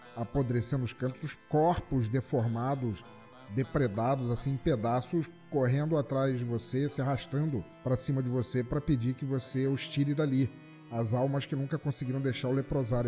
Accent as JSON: {"language": "Portuguese", "region": "Rio de Janeiro", "country": "Brazil", "tie": "born or raised there", "said": "a minha infância no Rio de Janeiro a gente tinha uma luz mais estável"}